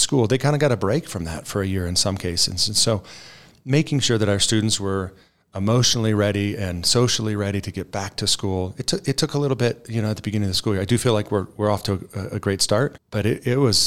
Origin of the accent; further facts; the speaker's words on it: Fort Collins, Colorado, United States; moved away as an adult; now in Woodland Park, United States; I was born and raised in Colorado. I'm a Front Range native. Actually grew up on a ranch north of Fort Collins.